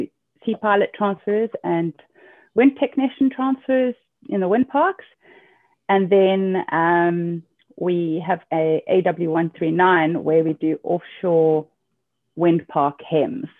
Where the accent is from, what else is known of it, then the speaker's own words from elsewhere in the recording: Cape Town, Western Cape, South Africa; also born or lived in Northern Germany; now in Germany; I'm from Cape Town, South Africa